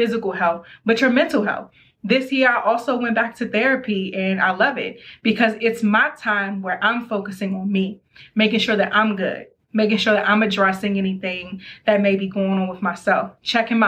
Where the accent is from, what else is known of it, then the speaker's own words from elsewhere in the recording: Maryland, United States; I'm from Maryland.